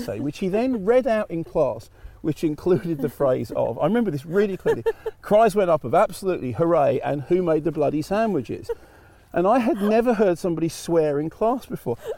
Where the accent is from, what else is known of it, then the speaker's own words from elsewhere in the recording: London, United Kingdom; moved away as an adult; also born or lived in Manchester / Barnet; now in New Forest, United Kingdom; I'm in North London, born and bred